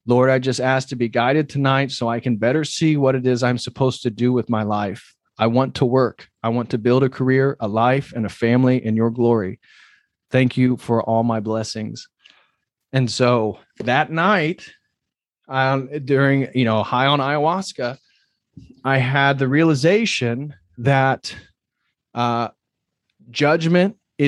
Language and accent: English; Midwest, United States; It wasn't because I came from the Midwest.